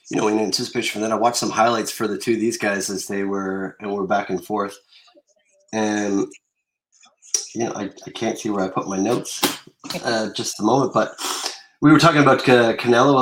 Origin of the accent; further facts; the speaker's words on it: Winnipeg, Manitoba, Canada; I was from Winnipeg, Manitoba